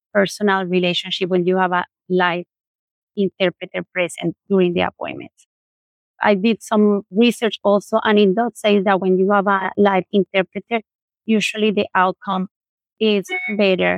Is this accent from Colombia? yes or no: yes; Colombia; moved away; I'm from Colombia